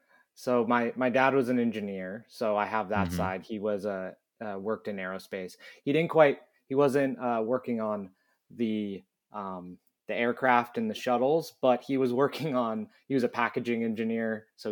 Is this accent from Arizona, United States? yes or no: no; San Diego, California, United States; I think just because of growing up in San Diego